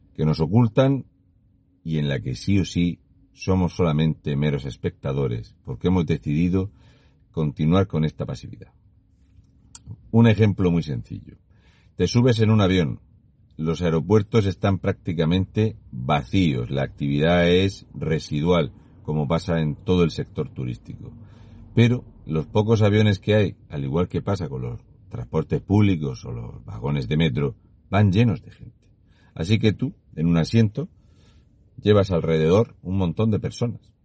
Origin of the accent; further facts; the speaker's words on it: Region of Murcia, Spain; un murciano encabronado. Y una vez que estoy de vuelta en Murcia